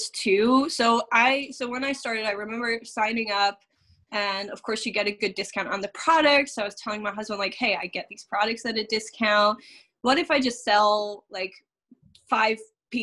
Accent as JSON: {"language": "English", "country": "Netherlands", "moved": "as an adult", "lives_now": "Nashville, United States", "said": "I'm originally from the Netherlands. I've only been in the U.S. for, I think, 7 years now"}